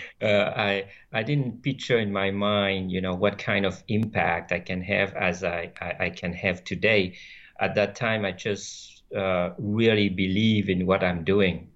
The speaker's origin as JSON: {"language": "English", "country": "France", "tie": "born or raised there", "also_born_or_lived": "Vietnam", "first_language": "French", "second_language": "English", "moved": "as an adult", "lives_now": "San Diego, United States", "said": "I grew up in France where I did, uh, all my studies"}